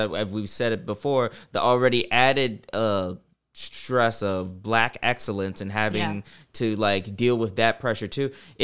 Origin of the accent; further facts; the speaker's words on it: Maryland, United States; where I'm from Maryland